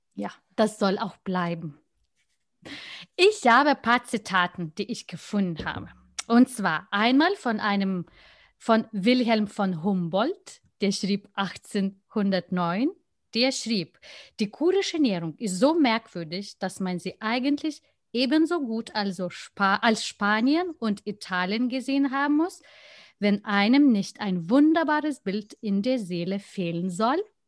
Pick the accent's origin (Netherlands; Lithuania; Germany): Lithuania